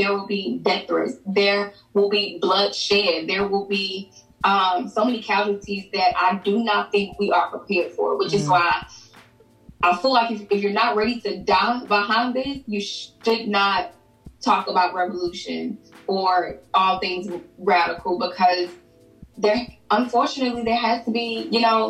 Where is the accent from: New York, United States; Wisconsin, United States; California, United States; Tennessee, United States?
Tennessee, United States; Memphis; now in Nashville, United States; I'm originally from Memphis